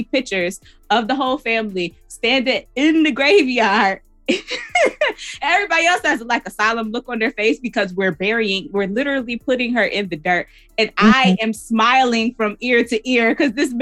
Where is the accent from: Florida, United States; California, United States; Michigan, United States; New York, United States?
New York, United States; Buffalo; I'm from Buffalo, New York